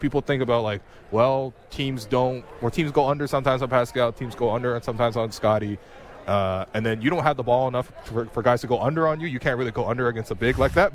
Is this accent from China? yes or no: yes; China; now in Canada; I was born in China I came here and so every time I go back to China I feel like I'm a slightly different person